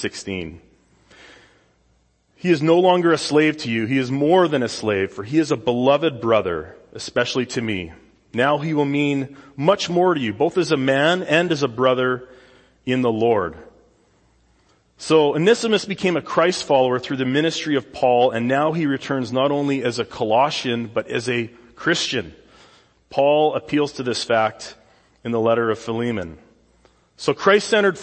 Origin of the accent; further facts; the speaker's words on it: Saskatoon, Saskatchewan, Canada; moved away as an adult; now in California, United States; This is the South Saskatchewan River in my hometown in Saskatoon